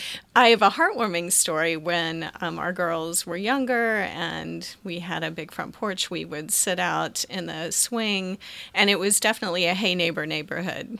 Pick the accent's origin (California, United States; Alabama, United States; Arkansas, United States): Arkansas, United States; moved away; I grew up on a farm. I'm, I was born in Arkansas